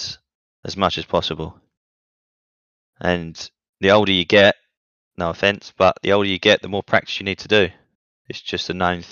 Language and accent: English; England, United Kingdom; now in Italy; I am Italian. Well, I'm English, but I'm half, I don't know. But I live in Italy.